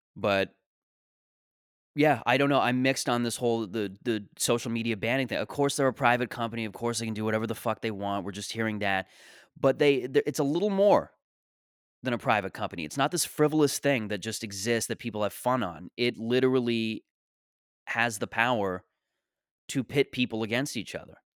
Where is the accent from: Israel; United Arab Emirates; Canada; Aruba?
Canada; I'm a Canadian